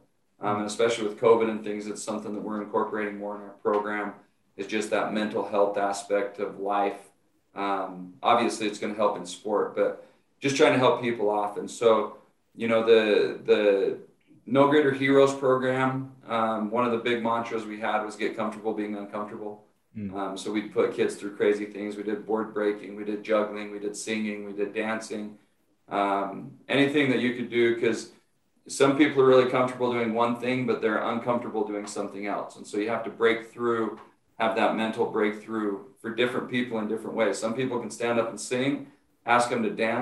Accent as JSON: {"language": "English", "region": "Utah", "country": "United States", "tie": "born or raised there", "moved": "as an adult", "said": "I was scheduled to go back to Utah, to my hometown, to the high school there"}